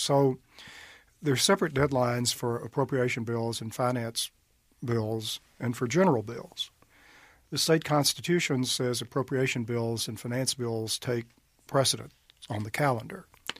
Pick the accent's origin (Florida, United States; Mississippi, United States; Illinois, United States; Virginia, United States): Mississippi, United States; Amory